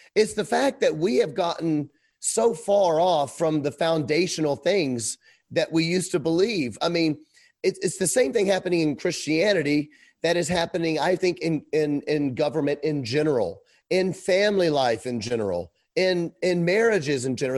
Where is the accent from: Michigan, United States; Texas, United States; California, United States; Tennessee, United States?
Tennessee, United States; Memphis; moved away as an adult; now in Kenosha, United States; I was raised in Memphis, Tennessee, Bible Belt.